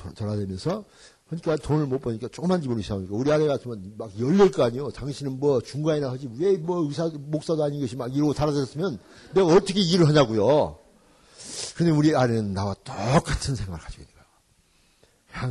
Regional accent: Jeonju, North Jeolla, South Korea; moved away as an adult; also born or lived in Gwangju; now in United States; 우리 집 전주인데

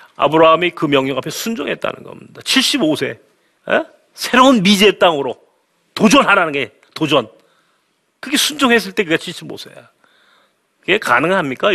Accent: South Korea

